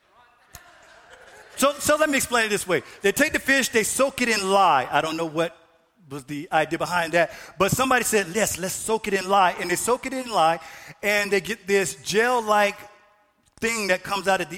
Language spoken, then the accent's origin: English; Florida, United States; now in North Dakota, United States; I'm from the South, I'm from Florida